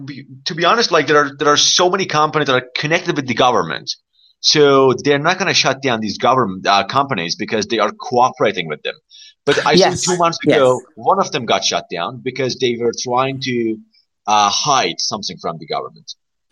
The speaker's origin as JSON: {"language": "English", "country": "Iran", "said": "I am from Iran"}